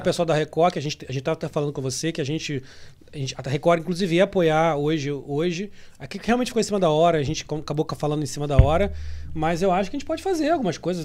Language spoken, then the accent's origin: Portuguese; Brazil; moved away as an adult; now in Miami, United States; eu saí do Brasil